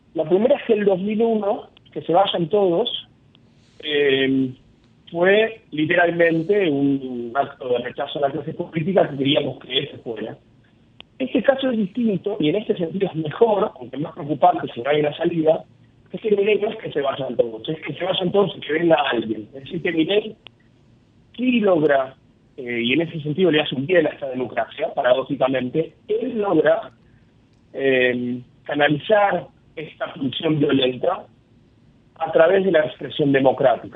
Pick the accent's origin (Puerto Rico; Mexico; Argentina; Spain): Argentina; mi experiencia como argentino